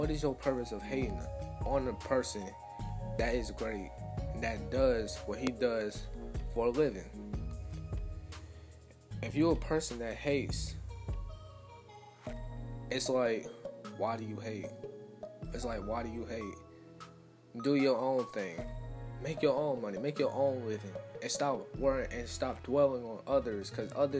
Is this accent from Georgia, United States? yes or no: yes; Atlanta, Georgia, United States; I'm from Atlanta.